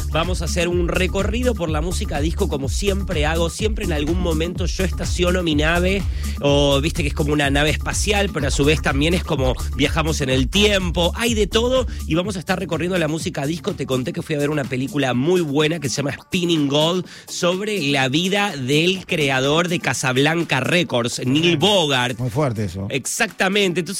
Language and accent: Spanish; Barracas, Buenos Aires, Argentina; Son, claro, los hermanos de mi papá, así que somos todos ahí de Barracas.